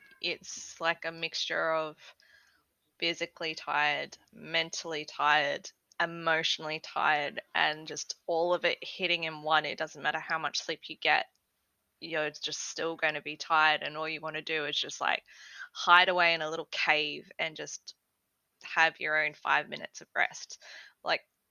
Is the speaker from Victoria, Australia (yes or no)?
no; Queensland, Australia; I am Queenslander.